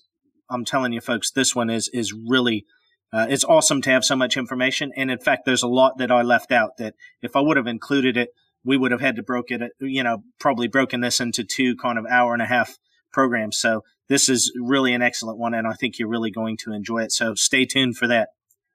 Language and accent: English; Pacific Northwest, United States; moved away; I'm originally from the Pacific Northwest